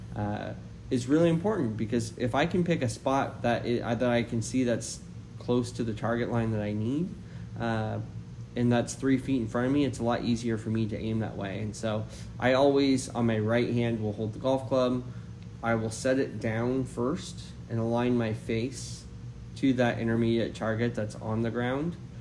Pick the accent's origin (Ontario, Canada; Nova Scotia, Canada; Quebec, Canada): Nova Scotia, Canada; also born or lived in New Brunswick; now in Poway, United States; I grew up in Canada, uh, played a lot of junior golf successfully um, in Nova Scotia, New Brunswick.